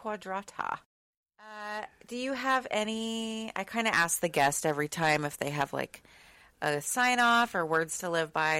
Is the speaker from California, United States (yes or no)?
no; Austin, Texas, United States; now in Seattle, United States; I'm from Austin